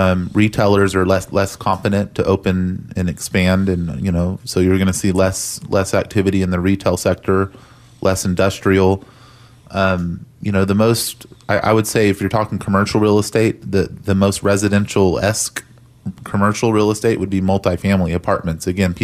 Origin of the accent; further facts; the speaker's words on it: Texas, United States; being a Texan, if you're listening to this, I think we sometimes just take it for granted that, you know, Texas is, it's been an amazing real estate market for some time now